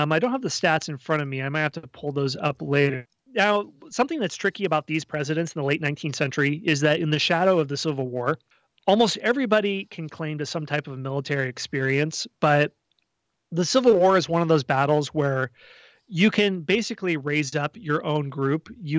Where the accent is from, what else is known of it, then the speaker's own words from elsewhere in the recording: Kansas City, Missouri, United States; I'm from Kansas City, and we had a wonderful machine boss in the 1920s named Tom Pendergast.